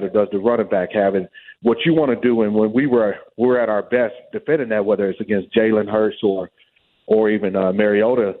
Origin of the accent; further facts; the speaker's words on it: Cleveland, Ohio, United States; I'm from Cleveland